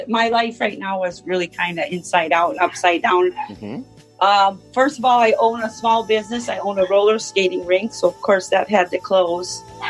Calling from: Minnesota, United States

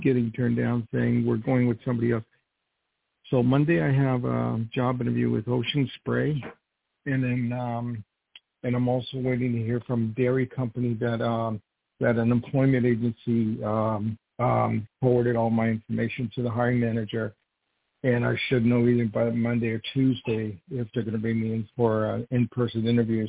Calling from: New York, United States; I'm calling from New York

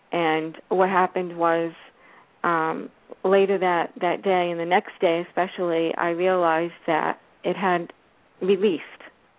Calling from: West Palm Beach, Florida, United States; from West Palm Beach, Florida.

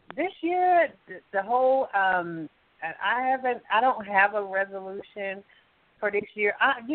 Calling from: Alabama, United States; calling from Alabama.

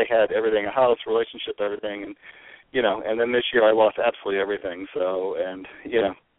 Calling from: California, United States

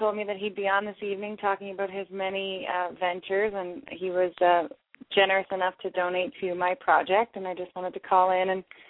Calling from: Nashville, Tennessee, United States; I'm calling from Nashville.

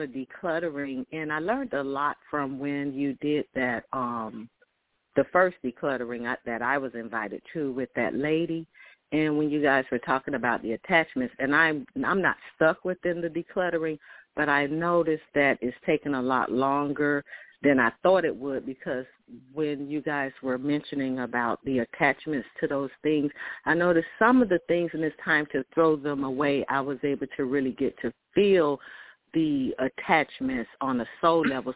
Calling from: Miami, Florida, United States; I'm calling from Miami

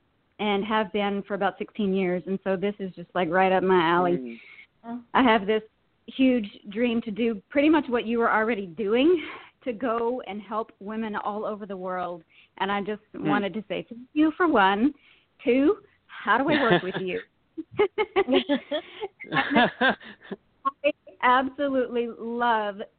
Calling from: Virginia, United States; I'm calling from Virginia

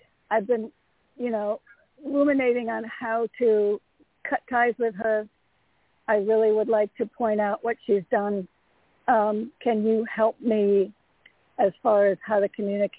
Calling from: Connecticut, United States; from Connecticut.

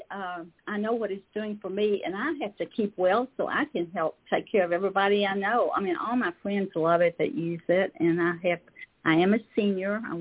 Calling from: Lexington, Kentucky, United States; in Lexington, Kentucky.

